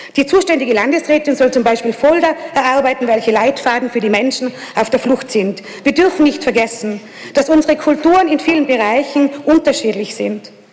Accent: Innsbruck, Tyrol, Austria; in meiner Heimatstadt

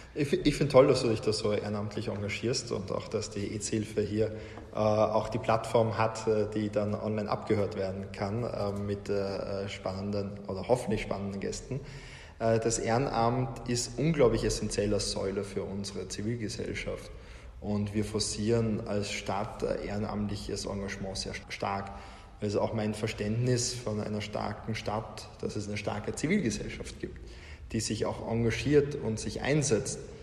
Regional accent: Salzburg, Austria; now in Vienna, Austria; ich bin in Salzburg geboren, äh, wollte aber schon in der Schulzeit raus aus Salzburg

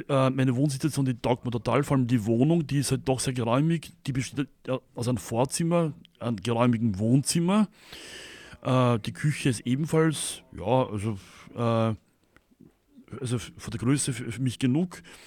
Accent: Vienna, Austria; also born or lived in countryside (grandmother's farm), Austria; ab meinem siebten Lebensjahr, Herbst 81, kam ich dann äh, ins Internat und zwar in die Blindenschule im zweiten Bezirk hier, äh, hier nach Wien. Und da habe ich dann 13 Jahre lang in einem Internat gewohnt.

